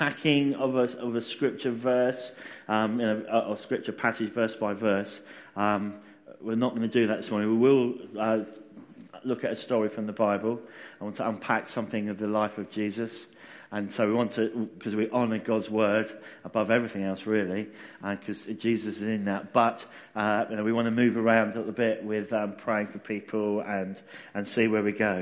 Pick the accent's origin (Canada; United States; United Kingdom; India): United Kingdom; Essex, East of England; I'm a southerner. That's good. So I'm originally actually from Essex